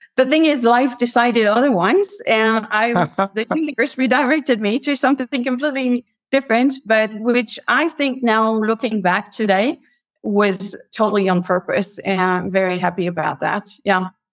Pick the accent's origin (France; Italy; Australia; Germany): France; near Paris, Île-de-France; moved away as an adult; I grew up in France, near Paris.